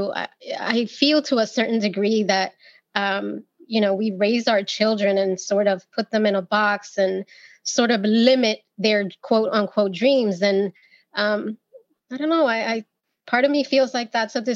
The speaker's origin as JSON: {"language": "English", "region": "New York", "country": "United States", "tie": "born or raised there", "said": "I was born and raised in New York by Dominican parents"}